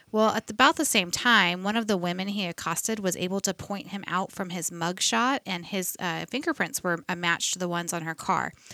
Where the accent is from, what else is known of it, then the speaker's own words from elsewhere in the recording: United States; I, being an American